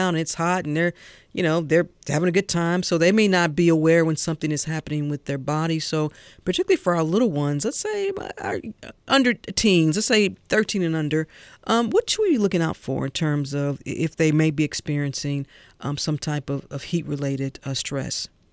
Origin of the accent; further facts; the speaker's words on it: St. Louis, Missouri, United States; I grew up in St. Louis where it was hot